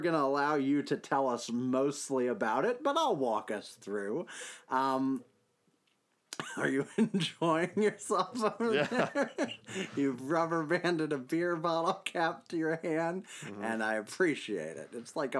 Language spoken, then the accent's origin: English; New York, United States; I don't know anything about hockey either, but at least I'm from New York.